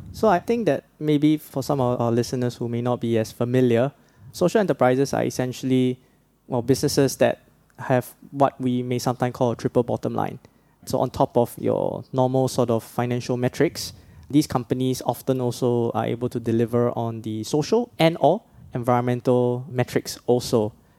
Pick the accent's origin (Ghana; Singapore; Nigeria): Singapore; growing up in the Singapore sort of education system